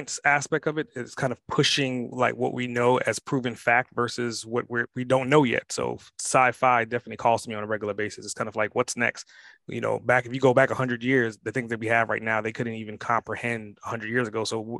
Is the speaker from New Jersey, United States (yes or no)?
no; New York City, New York, United States; growing up in Brooklyn, New York